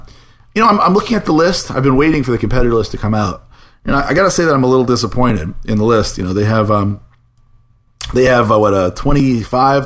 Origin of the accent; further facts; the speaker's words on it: New Orleans, Louisiana, United States; I'm from New Orleans